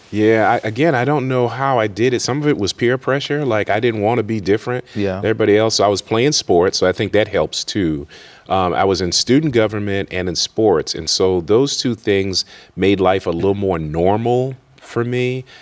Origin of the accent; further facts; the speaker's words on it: Worcester, Massachusetts, United States; I grew up in Worcester, Massachusetts, which is west of Boston